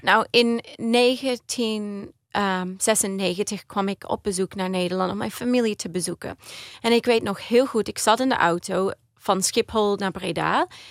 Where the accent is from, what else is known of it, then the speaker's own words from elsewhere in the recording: Australia; Dutch is a second language; also born or lived in Maastricht, Netherlands; ik ben geboren in Australië, maar mijn ouders die zijn allebei Nederlands.